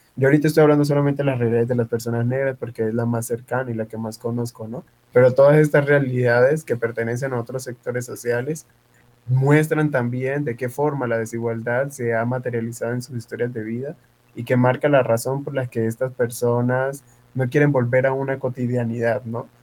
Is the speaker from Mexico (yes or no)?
no; Tumaco, Nariño, Colombia; now in Cali, Colombia; soy de Tumaco, Nariño eh, llegué producto de la migración en el año 2009 aquí a Cali